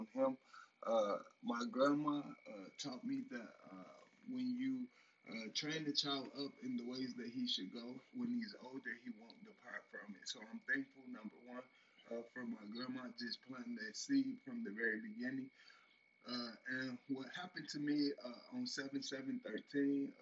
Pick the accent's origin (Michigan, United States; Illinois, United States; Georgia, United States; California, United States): Illinois, United States; Robbins; I'm from Robbins, Illinois, right outside of Chicago.